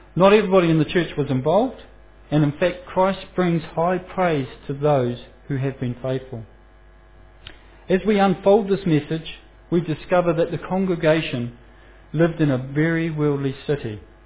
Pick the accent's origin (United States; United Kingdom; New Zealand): New Zealand; Foxton, Manawatū-Whanganui; I'm, I'm a boy from Foxton, and um, my pronunciation of certain Greek words and Roman words and things like that uh, may show where my heritage come from